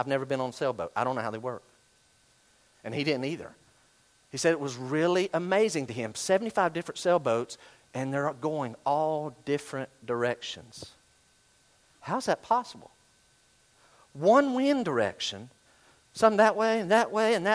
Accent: Western North Carolina, United States; I grew up in Western North Carolina.

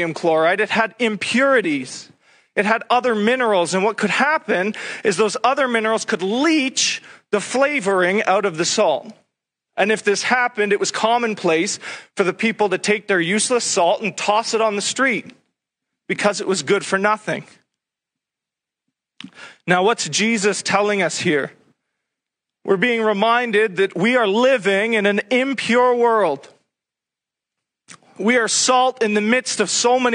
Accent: Sudbury, Ontario, Canada; I'm from Sudbury, where nickel mining is a big industry.

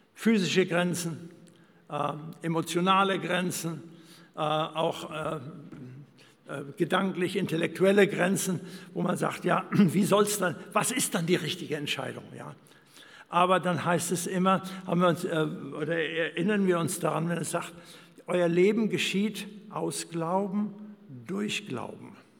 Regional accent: Germany; moved away as an adult; Wir kommen aus Deutschland

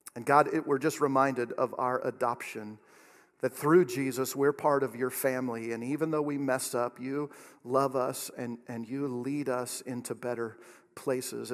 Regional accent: Oregon, United States; moved away as an adult; now in Kansas, United States; I'm from Oregon

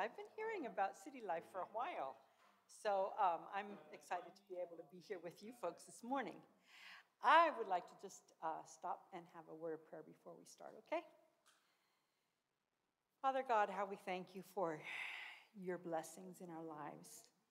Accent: Argentina; I grew up in Argentina, actually. My folks were missionaries as well. And so Spanish has been my second language, really, from the time I was very young.

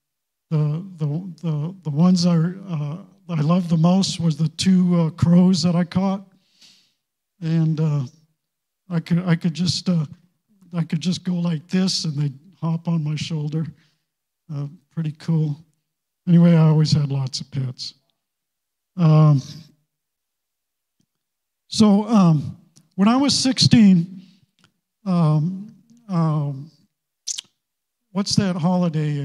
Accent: Maine, United States; moved away as an adult; also born or lived in California; I grew up in Maine

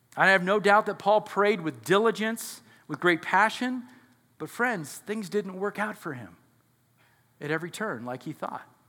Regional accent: United States; we're so American

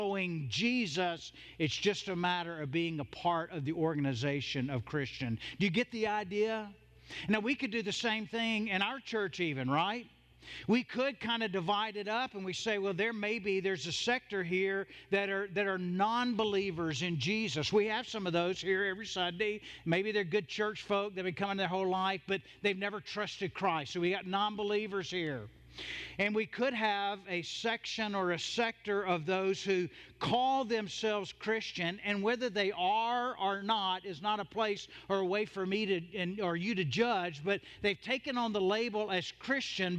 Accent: the South, United States; I'm from the South. I grew up in a Southern Baptist church

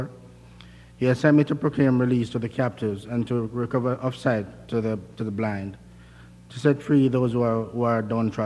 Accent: Jamaica; moved away as an adult; now in United States; I'm from Jamaica

